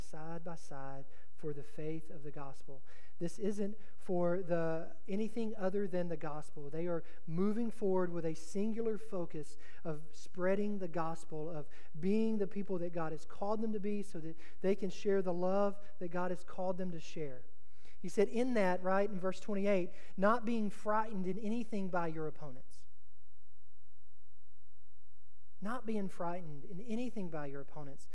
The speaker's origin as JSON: {"language": "English", "region": "Texas", "country": "United States", "said": "I'm from Texas."}